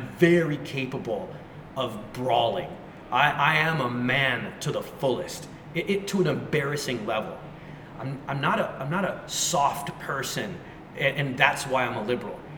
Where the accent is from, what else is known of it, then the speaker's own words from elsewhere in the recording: United States; it was this default software that was in my brain because I grew up in America and I never questioned it.